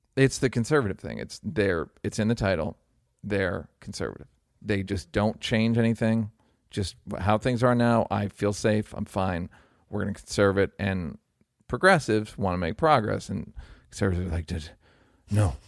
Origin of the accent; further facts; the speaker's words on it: United States; as a American